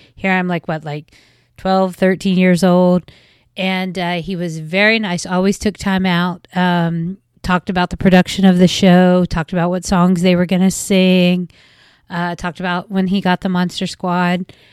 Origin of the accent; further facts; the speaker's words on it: West Virginia, United States; accent: West Virginia; I'm from West Virginia, as you will probably be able to tell by the accent somewhere along the line